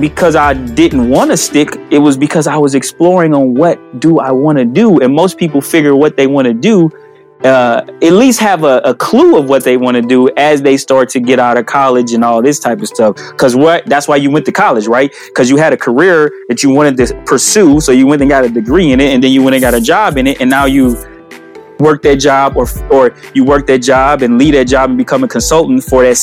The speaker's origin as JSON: {"language": "English", "town": "St. Louis", "region": "Missouri", "country": "United States", "moved": "as an adult", "lives_now": "Madison, United States", "said": "when I was in St. Louis, I'm from St. Louis, when I was living in St. Louis after I first left the NFL"}